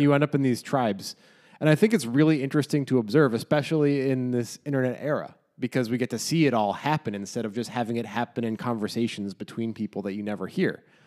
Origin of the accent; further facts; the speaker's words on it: United States; I'm an American